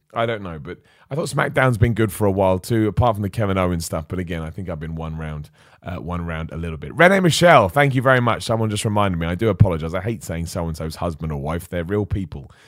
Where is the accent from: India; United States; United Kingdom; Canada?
United Kingdom; Luton, East of England; moved away; I was born in Luton, so there's something really cool about going back to your hometown